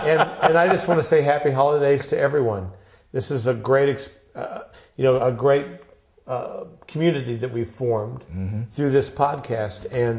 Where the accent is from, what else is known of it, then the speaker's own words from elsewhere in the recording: Kansas City, United States; I'm from Kansas City, and I'm a barbecue head from way back.